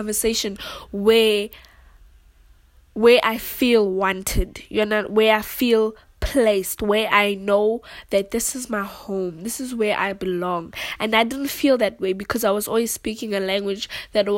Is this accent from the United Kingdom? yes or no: no; South Africa; English is a second language; in South Africa there are so many home languages because we have 11 languages in total